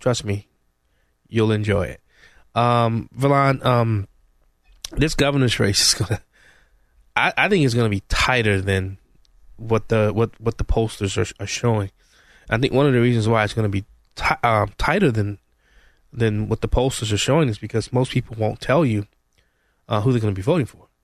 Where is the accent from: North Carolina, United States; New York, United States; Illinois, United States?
Illinois, United States; Chicago; I'm a Chicagoan. Come up through Chicago